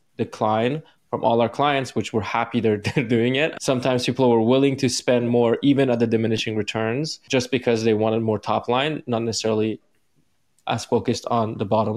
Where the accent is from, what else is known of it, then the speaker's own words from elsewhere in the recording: Iran; moved away; because I'm like from the East, I'm from Iran